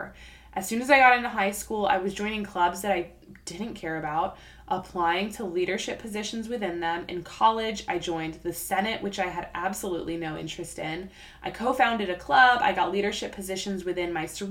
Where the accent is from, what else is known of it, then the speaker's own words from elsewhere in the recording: South Florida, United States; moved away as an adult; I grew up in South Florida